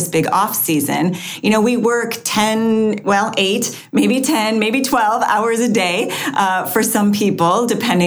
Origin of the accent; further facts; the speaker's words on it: Wisconsin, United States; moved away; also born or lived in Florida; I grew up in Wisconsin